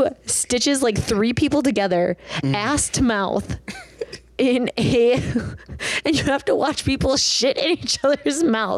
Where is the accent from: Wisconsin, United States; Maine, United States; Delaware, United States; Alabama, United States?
Wisconsin, United States; Milwaukee; I'm from Milwaukee, Wisconsin